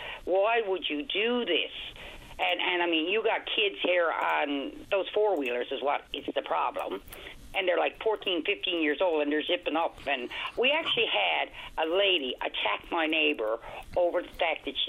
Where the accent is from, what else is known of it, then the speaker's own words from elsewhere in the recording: Broad Cove, Newfoundland and Labrador, Canada; I'm from Broad Cove, small point area, CBN